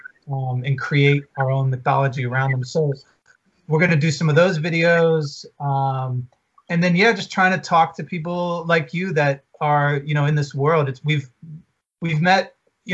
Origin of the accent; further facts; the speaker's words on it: Atlanta, Georgia, United States; now in Los Angeles, United States; we're from Atlanta, we live